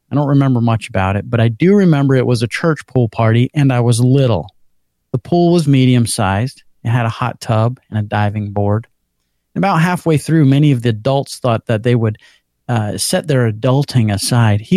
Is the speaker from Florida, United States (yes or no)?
yes; Orlando, Florida, United States; I am from Orlando, Florida.